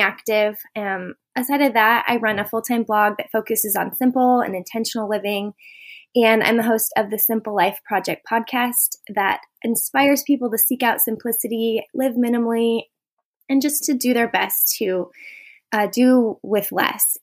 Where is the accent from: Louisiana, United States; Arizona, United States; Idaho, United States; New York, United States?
Idaho, United States; Boise; I am from Boise, Idaho